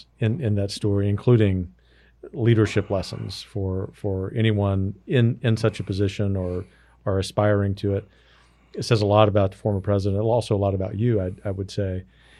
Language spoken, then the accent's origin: English; Gulf Coast, United States; also born or lived in Wyoming; growing up in the Deep South on the Gulf Coast, and even as a political junkie, I didn't know too much about the Interior Department. But man, when we lived for several years in Wyoming, we sure did